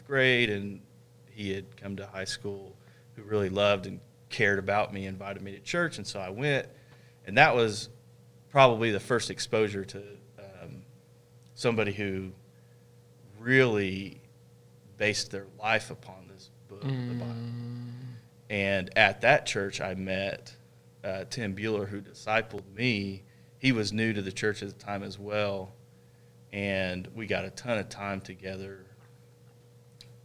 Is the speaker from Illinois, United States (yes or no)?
yes; Southern Illinois, United States; I came back home to Illinois